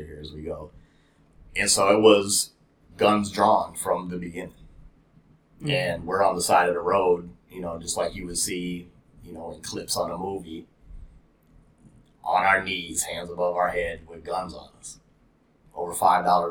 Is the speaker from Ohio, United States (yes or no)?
no; Brooklyn Center, Minnesota, United States; I grew up in Brooklyn Center, Brooklyn Park.